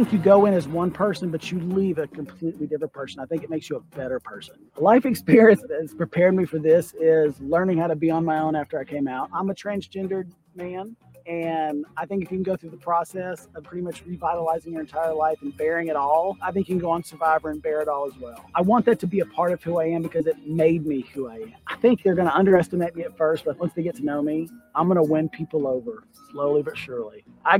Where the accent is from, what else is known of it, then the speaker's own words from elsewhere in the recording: Pasadena, Texas, United States; I grew up in Pasadena, Texas, and I am a hospital transporter.